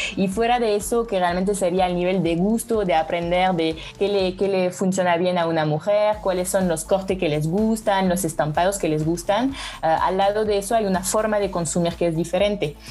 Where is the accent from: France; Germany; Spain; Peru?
France; Spanish is a second language; moved away as an adult; now in Mexico; soy francesa y llevo tres años viviendo en México